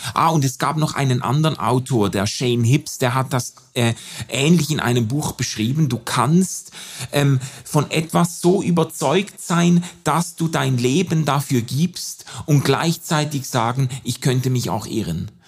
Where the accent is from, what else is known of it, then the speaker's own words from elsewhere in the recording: Switzerland; als Schweizer, Europäer, weißer Mann